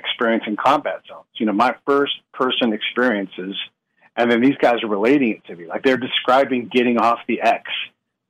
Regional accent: United States; as an American

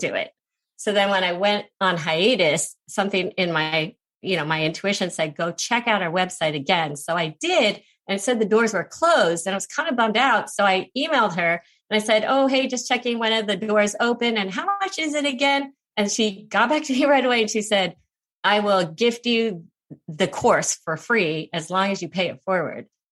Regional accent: United States; I'm Asian American

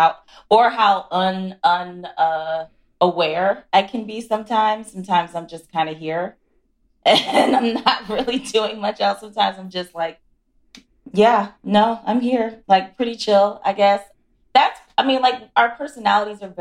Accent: Philadelphia, Pennsylvania, United States; I'm from Philly, so I'm like very Northeast

